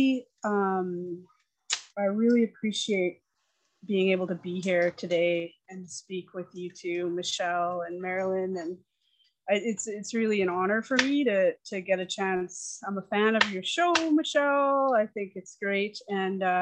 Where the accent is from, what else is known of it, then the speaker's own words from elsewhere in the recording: Calgary, Alberta, Canada; also born or lived in Yukon; we moved here when I was three